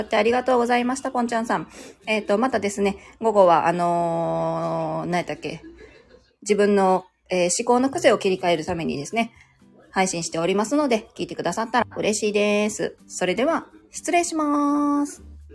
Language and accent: Japanese; Kansai, Japan; 私も関西人ですよ